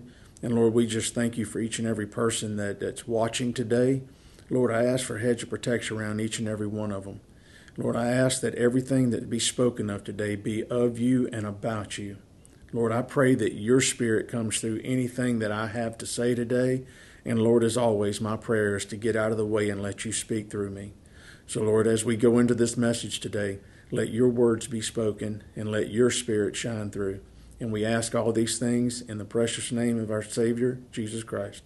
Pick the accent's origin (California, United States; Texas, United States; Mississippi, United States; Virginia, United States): Mississippi, United States; moved away; I'm from a very small town in Mississippi, and that's where my wife and I are both from